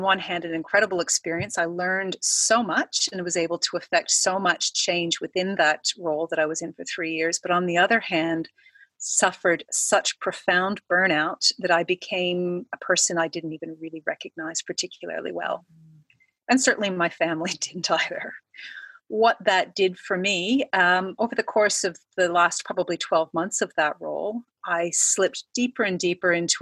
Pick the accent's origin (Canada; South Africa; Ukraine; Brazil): Canada; moved away as an adult; now in Australia; I am Canadian, came to Australia about 10 years ago for a job.